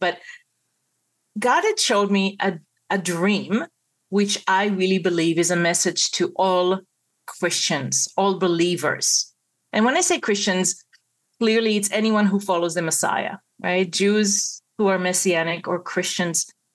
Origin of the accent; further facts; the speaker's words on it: Israel; moved away as an adult; now in Toronto, Canada; I was born and raised in Israel. And uh, so I'm a native Israeli. I moved to Toronto, Canada in the mid 90s with my parents and my brothers. And uh, I was already an adult